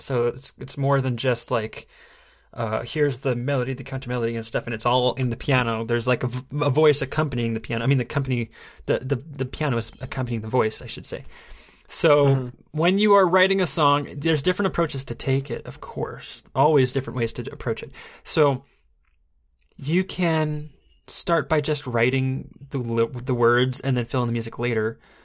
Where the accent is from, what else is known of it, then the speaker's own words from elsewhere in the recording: Fort Smith, Arkansas, United States; moved away; my hometown, Fort Smith.